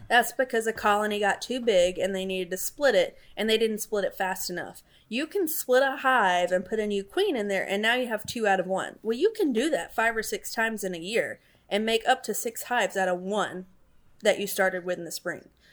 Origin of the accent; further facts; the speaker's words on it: Alabama, United States; now in Florida, United States; So I grew up in Alabama